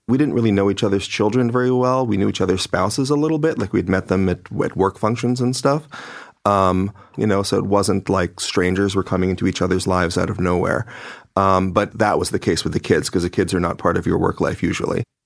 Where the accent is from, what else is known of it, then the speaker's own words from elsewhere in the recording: New York City, New York, United States; we all come from multicultural, extremely left wing and liberal Brooklyn